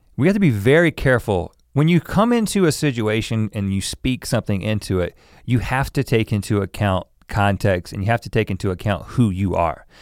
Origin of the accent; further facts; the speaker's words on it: the South, United States; I grew up in the South